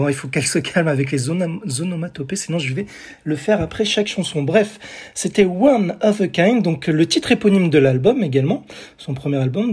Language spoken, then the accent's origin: French; France; chez nous en France